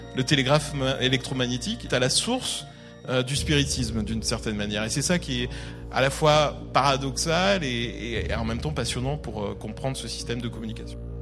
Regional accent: France; chez nous en France

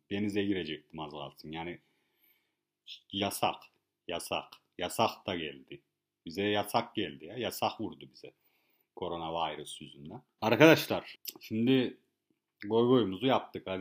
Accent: Kars, Kars Province, Turkey; now in Bodrum, Turkey; Kars'ta doğmuşuz anam biz yani ne yapak yani şimdi hani gidek orada tamam Bodrum'da köye yerleştik diye de hemen yani şey yapacak halimiz yok. Yani günün sonunda hani biz de Karslıyız.

